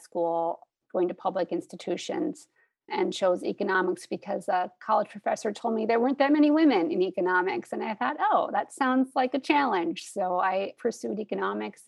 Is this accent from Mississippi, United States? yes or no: no; Wisconsin, United States; moved away as an adult; also born or lived in Minnesota; now in Duluth, United States; I'm originally from Wisconsin, but have been in Minnesota for over 20 years